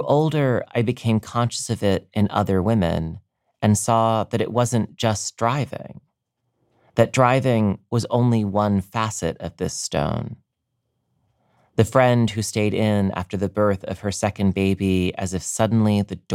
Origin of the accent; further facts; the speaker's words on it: Maryland, United States; now in New York, United States; I finished high school in Maryland